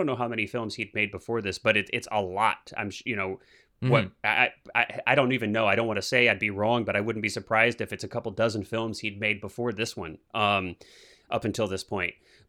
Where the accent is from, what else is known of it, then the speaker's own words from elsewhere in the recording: Midwest, United States; You know, I grew up in the Midwest where we have winters.